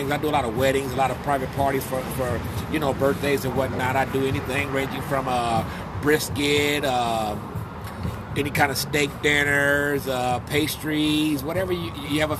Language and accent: English; Compton, California, United States; Uh, Compton, California, Compton. east side of Compton. Yes, off of Rosecrans, Long Beach Boulevard, and Atlantic Boulevard.